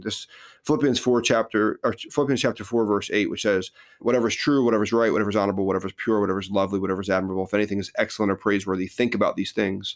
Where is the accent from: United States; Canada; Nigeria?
United States; New Jersey; moved away as an adult; also born or lived in Philadelphia; now in Texas, United States; born and raised in New Jersey